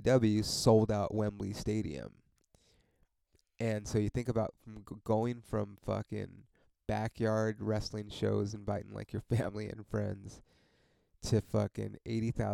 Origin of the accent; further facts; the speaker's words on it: Ontario, California, United States; I fucking grew up in Ontario